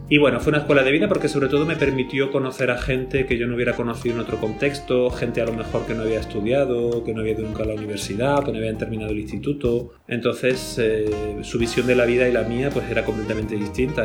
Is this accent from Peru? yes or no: no; Peal de Becerro, Andalusia, Spain; moved away as an adult; also born or lived in Madrid / Greece / London / Paris; yo soy de un pueblo del sur de España, de Andalucía, concretamente de la provincia de Jaén. Y el pueblo donde nací y de donde estoy haciendo la grabación hoy contigo se llama Peal de Becerro.